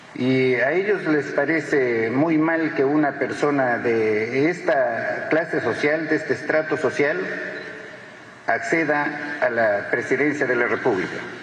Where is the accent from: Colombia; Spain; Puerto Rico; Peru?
Peru; en el Perú, en mi país